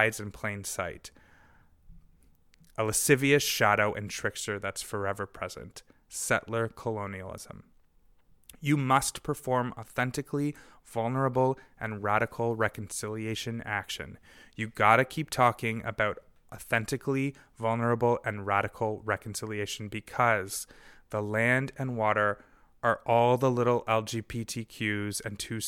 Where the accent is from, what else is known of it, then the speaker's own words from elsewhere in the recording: Golden, British Columbia, Canada; my hometown of Golden, so-called BC